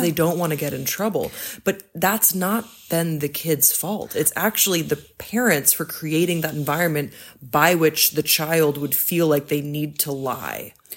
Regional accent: Belgium; moved away; I grew up in Belgium

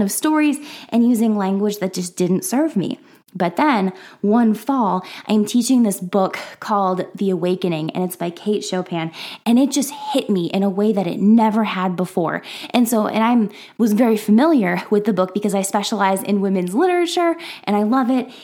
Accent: Minnesota, United States; now in Iowa, United States; I am from the Midwest, specifically from Minnesota, but currently I am hanging out in Iowa

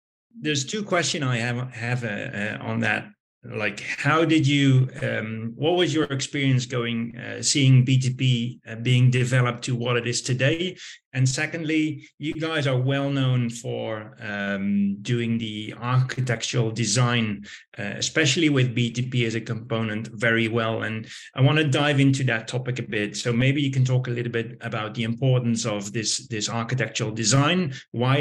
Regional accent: Netherlands; I'm from the Netherlands.

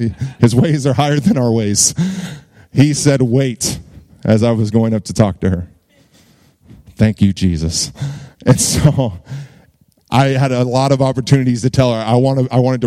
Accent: Virginia Beach, Virginia, United States; moved away as an adult; also born or lived in Dallas, Texas; now in Burleson, United States; I'm from Virginia Beach, Virginia

